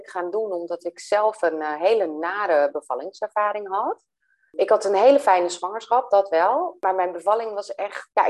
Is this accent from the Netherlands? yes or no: yes; Velsen, North Holland, Netherlands; kom ik uit Velsen